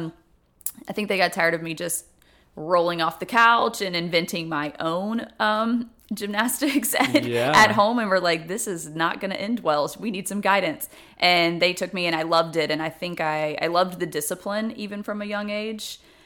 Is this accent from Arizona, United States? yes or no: no; Germantown, Tennessee, United States; No, I'm from Memphis, Tennessee.